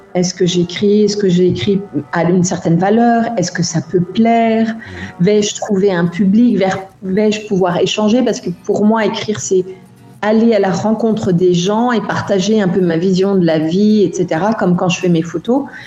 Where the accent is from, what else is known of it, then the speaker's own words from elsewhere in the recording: France; also born or lived in India; now in Germany; j'ai quitté la France et où j'ai eu une vision de mon pays différente